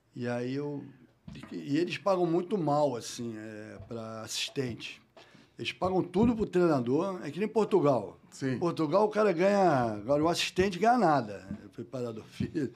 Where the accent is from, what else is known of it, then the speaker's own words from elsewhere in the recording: Rio de Janeiro, Brazil; morei a minha vida toda Botafogo